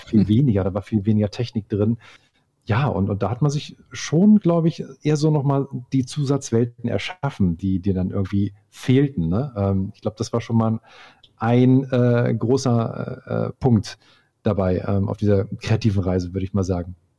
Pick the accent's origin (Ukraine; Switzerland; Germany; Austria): Germany; Hildesheim, Lower Saxony; moved away; also born or lived in Hamburg; bei uns in Hildesheim, wo ich herkomme